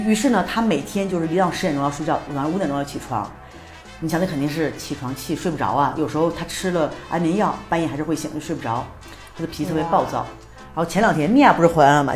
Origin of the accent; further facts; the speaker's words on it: China; also born or lived in Beijing; now in Mexico; 我们都是中国人